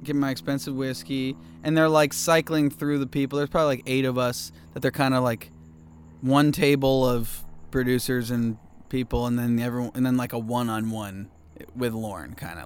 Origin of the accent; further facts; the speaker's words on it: Cincinnati, Ohio, United States; also born or lived in Chicago, Illinois; now in Los Angeles, United States; I was born in Cincinnati